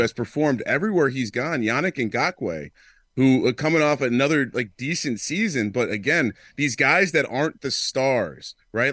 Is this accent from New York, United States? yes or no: yes; New York, United States; growing up in New York, I was a, I was a Knicks fan